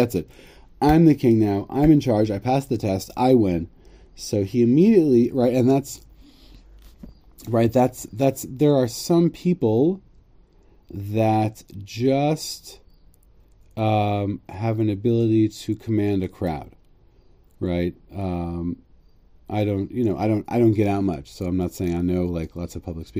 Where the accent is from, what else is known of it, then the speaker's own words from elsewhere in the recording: Connecticut, United States; I'm from Connecticut, so I have anti-monarchism sort of in my blood